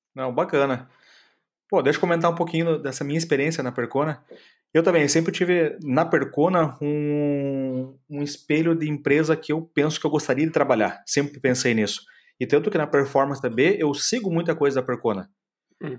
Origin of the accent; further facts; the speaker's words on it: Curitiba, Paraná, Brazil; now in Florianópolis, Brazil; Eu sou de Curitiba, moro em Florianópolis